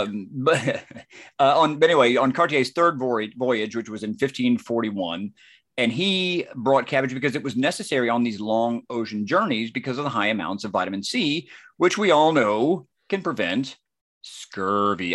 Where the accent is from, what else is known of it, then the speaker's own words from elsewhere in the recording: near Cleveland, Georgia, United States; not far from my hometown